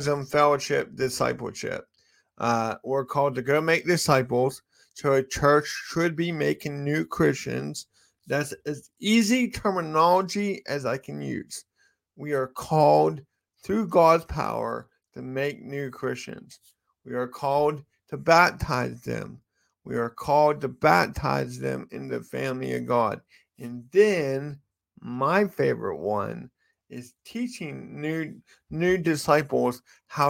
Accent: United States; I'm American and it's my cultural context

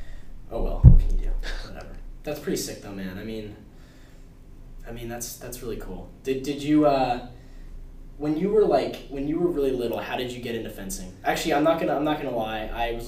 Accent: New Jersey, United States; And I'm from New Jersey, and New Jersey's not, you know, New Jersey's not pretty.

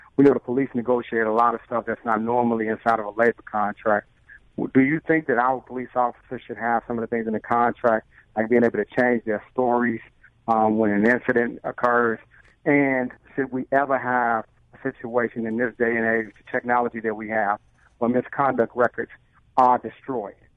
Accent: Tuscaloosa, Alabama, United States; now in Nashville, United States; I'm from Tuscaloosa, Alabama, and I live here in Nashville, Tennessee.

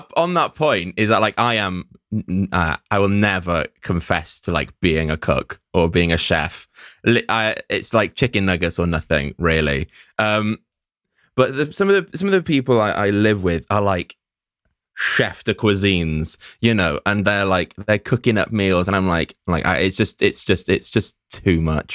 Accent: Llanelli, Wales, United Kingdom; now in Cardiff, United Kingdom; Coming from Llanelli

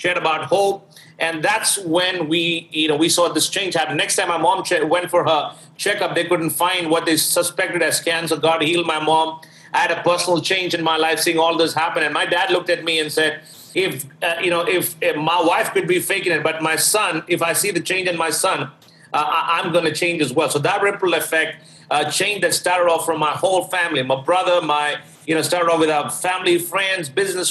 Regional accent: Thiruvananthapuram, Kerala, India; also born or lived in Delhi; now in New York, United States; I was born and raised in Trivandrum City, which is one of the cities right at the tip of India.

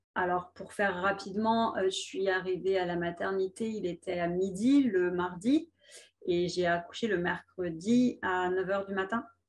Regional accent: France; chez nous en France

